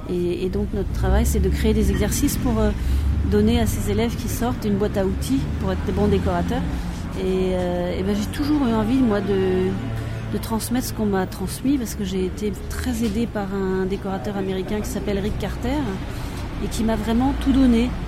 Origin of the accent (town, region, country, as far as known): France